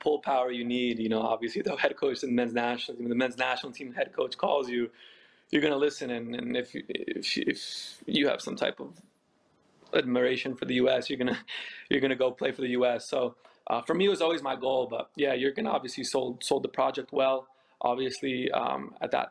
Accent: United States; moved away; I'm born and raised in America. My whole family's from Poland. My parents were born in Poland and we speak Polish at home

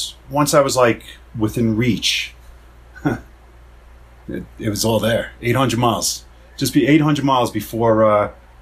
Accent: Long Island, New York, United States; I come from Long Island, so I'm like at 90 feet elevation.

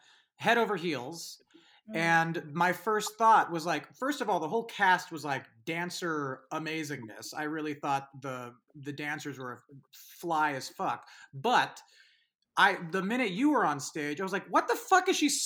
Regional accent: San Francisco, California, United States; I'm from San Francisco

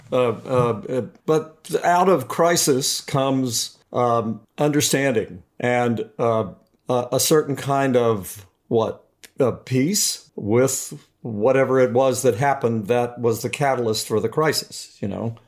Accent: Beckley, West Virginia, United States; owned a restaurant in a, in a coal mining town in West Virginia, uh, called Beckley, West Virginia. And so I grew up

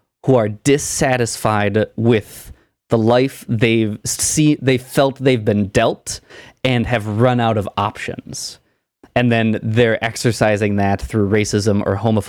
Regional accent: United States; I'm from America

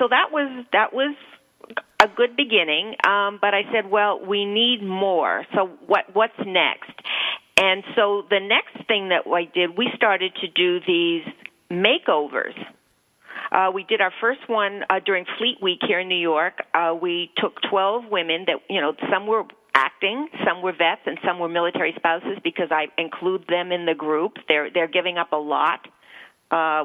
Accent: Canada; now in United States; I'm from Canada

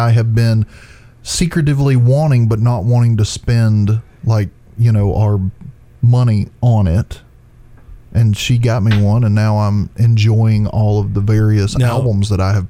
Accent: Florida, United States; I am from Dade County.

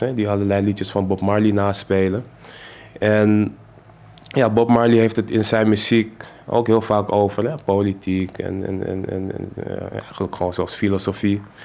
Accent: Amsterdam, North Holland, Netherlands; accent: Amsterdams; Ik ben zelf geboren en getogen in Amsterdam-West.

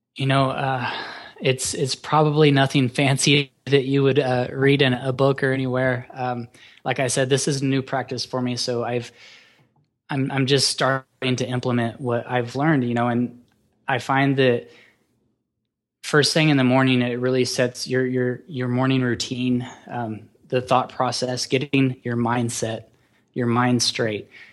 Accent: Oklahoma, United States; also born or lived in Colorado; I grew up, I'm from Oklahoma

